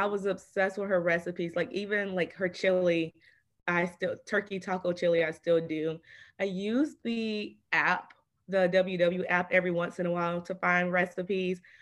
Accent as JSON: {"language": "English", "town": "Atlanta", "region": "Georgia", "country": "United States", "said": "I'm from Atlanta"}